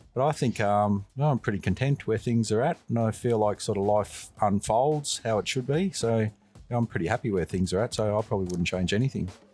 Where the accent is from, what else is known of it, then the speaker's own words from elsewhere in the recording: St Albans, Victoria, Australia; also born or lived in Macedon; I grew up in St Albans, so I was born in this area. Um, I lived in St Albans till roughly the age of twelve, and then after that I moved to Macedon.